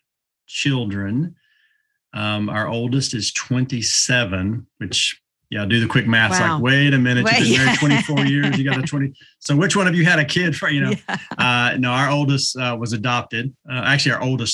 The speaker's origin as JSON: {"language": "English", "region": "East Tennessee", "country": "United States", "tie": "born or raised there", "said": "I'm from East"}